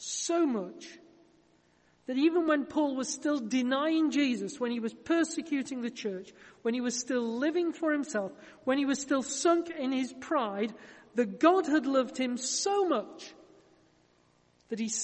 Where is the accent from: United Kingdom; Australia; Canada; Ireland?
United Kingdom; Yorkshire and the Humber